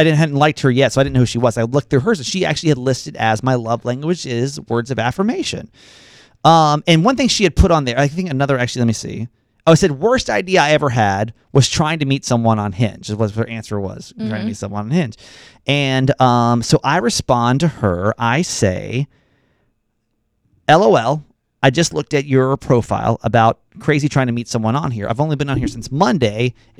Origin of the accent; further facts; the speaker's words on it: California, United States; I grew up in Ventura County.